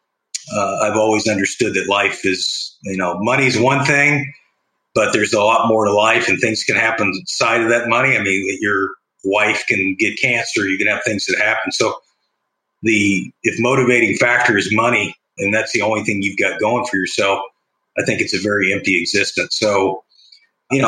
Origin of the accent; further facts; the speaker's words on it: Bloomington, Indiana, United States; growing up in Bloomington